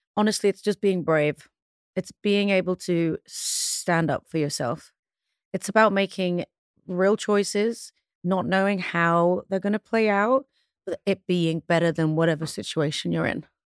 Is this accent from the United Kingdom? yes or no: yes; London, United Kingdom; also born or lived in Pristina, Kosovo; I moved to London when I was one